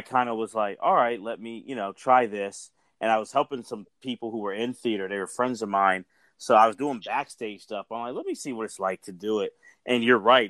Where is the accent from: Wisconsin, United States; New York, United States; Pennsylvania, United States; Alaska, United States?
Pennsylvania, United States; Philadelphia; I'm Philly. I'm from Philly.